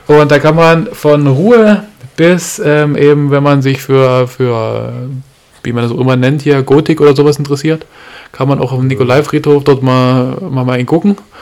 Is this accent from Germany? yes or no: yes; Görlitz, Saxony, Germany; ich komme aus Görlitz